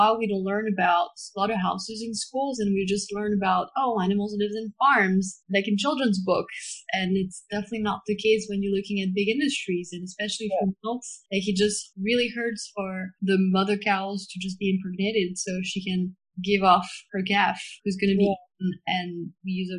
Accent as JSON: {"language": "English", "country": "France", "tie": "born or raised there", "said": "I grew up in France"}